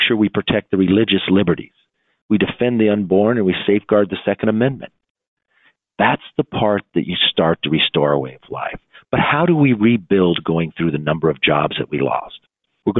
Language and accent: English; California, United States; Compton in my home state